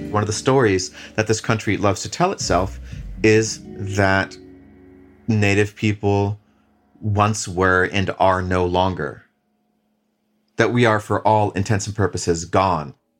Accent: Leech Lake Reservation, northern Minnesota, United States; I'm Ojibwe from the Leech Lake Reservation in northern Minnesota.

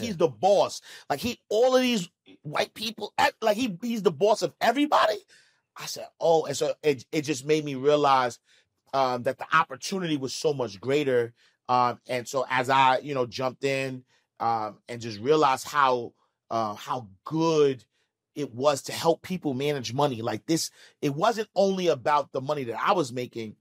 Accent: New York City, New York, United States; I'm from Harlem.

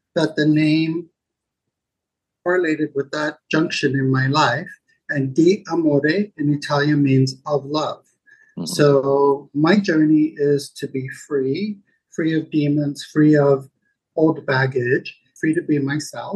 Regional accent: Zimbabwe; I grew up in Zimbabwe, ex-Rhodesia.

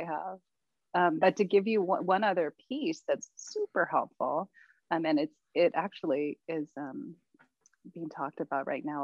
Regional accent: Maui, Makawao, Hawaii, United States; growing up on Maui, especially where I grew up, which was upcountry, the town of Mukwau

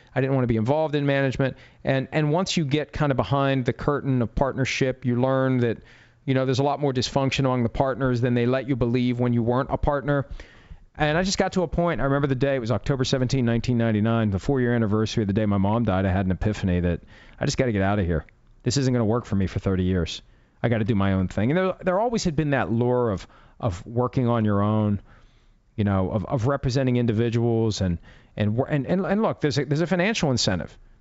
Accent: Wheeling, West Virginia, United States; moved away; my hometown of Wheeling, West Virginia

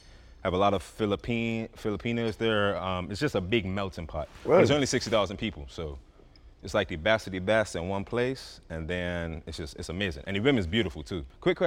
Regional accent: Bermuda; also born or lived in United States / England; now in Miami, United States; I'm from Bermuda. More so was born in the States, raised in Bermuda, went to school in England, and now I live

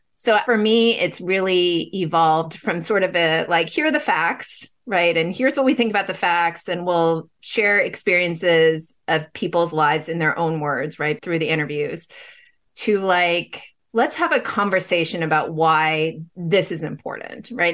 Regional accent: Pasadena, California, United States; now in Bay Area, United States; growing up, right, in Pasadena

